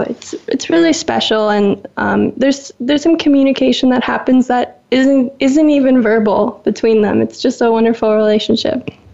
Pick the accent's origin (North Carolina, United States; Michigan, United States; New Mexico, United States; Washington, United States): Washington, United States; Seattle; moved away; also born or lived in Woodinville, Washington; growing up with in the Seattle culture of coffee